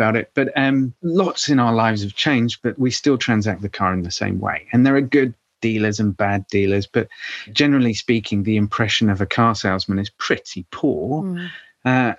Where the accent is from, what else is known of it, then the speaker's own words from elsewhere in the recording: United Kingdom; we'll be in my home country